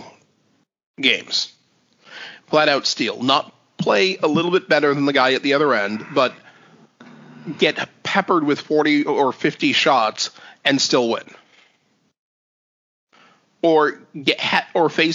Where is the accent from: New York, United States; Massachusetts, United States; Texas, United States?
Massachusetts, United States; Boston; grew up in the Boston area